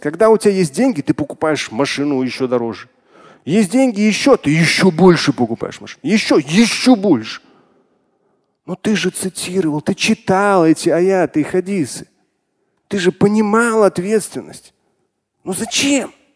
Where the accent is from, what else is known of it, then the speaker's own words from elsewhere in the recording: Russia; как россиянин, как мусульманин